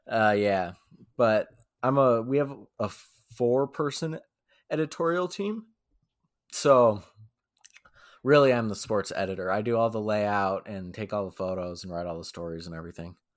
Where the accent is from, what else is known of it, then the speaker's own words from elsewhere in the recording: Boulder, Colorado, United States; moved away as an adult; now in Albuquerque, United States; I was born and raised in Boulder. Um, grew up there